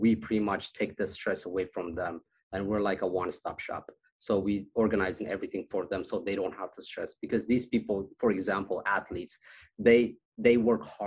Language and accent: English; Addis Ababa, Ethiopia; moved away; also born or lived in Las Vegas, United States; I was born in Ethiopia, in Addis Ababa, the capital, and a small neighborhood, you know, and it's called Kazanchis.